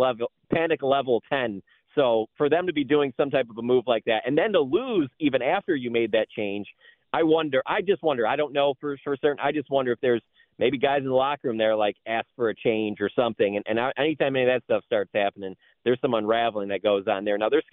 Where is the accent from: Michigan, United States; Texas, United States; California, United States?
Michigan, United States; Detroit; moved away; growing up in Detroit